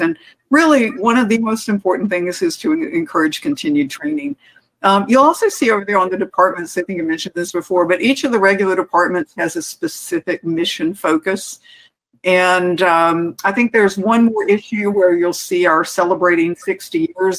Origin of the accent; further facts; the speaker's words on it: Phoenix, Arizona, United States; this is my hometown airport. It's Phoenix